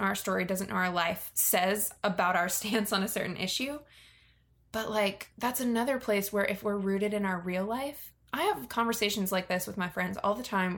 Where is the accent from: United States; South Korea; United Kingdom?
United States; Virginia; I grew up in Virginia, which is very near DC, and there's a lot of political culture there